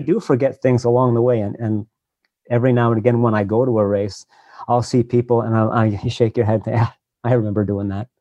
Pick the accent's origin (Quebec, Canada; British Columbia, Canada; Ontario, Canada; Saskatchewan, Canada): Quebec, Canada; Montreal; moved away as an adult; also born or lived in Vancouver / Nova Scotia; I grew up in Montreal, and that's where I live now.